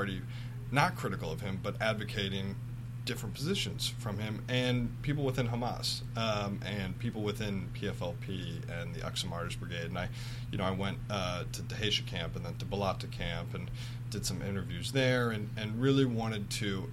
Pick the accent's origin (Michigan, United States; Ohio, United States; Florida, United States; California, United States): Michigan, United States; I'm from an Irish-Italian family in Michigan